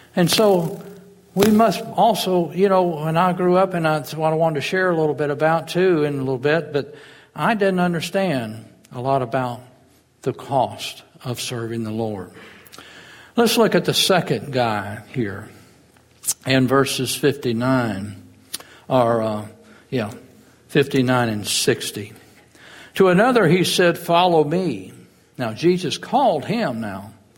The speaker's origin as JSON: {"language": "English", "town": "Fort Walton Beach", "region": "Florida", "country": "United States", "tie": "born or raised there", "said": "I grew up in Fort Walton"}